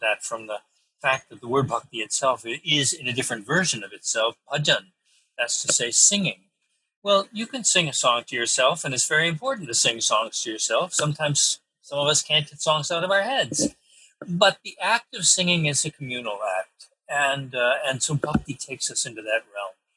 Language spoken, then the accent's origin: English; New York, United States; I'm a New Yorker